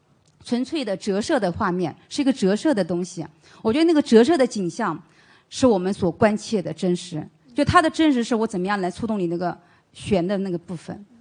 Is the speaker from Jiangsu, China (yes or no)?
yes; Jiangsu, China